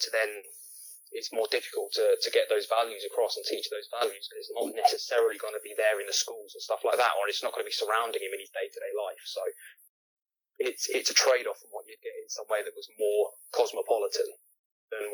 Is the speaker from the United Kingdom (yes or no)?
yes; United Kingdom; we're supposed to have that stiff upper lip and be stoic, and we don't feel emotions because we're British